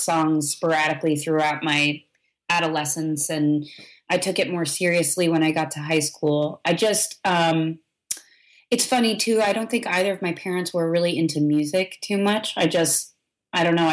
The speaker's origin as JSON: {"language": "English", "region": "New York", "country": "United States", "also_born_or_lived": "Brooklyn, New York", "moved": "as an adult", "lives_now": "Nashville, United States", "said": "we're all originally from New York, New York State."}